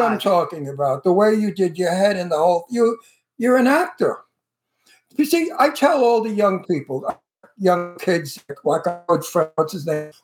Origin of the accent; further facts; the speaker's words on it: United States; I'm American. My, my heritage is Italian